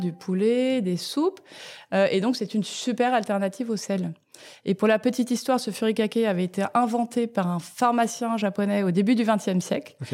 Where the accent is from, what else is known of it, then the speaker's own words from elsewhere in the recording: France; moved away as an adult; also born or lived in Tokyo, Japan / Lausanne, Switzerland / New York, United States; je suis née en France euh, et à l'âge de 3 ans, j'ai déménagé à Tokyo pendant 5 euh, ans. Donc de 3 à 8 ans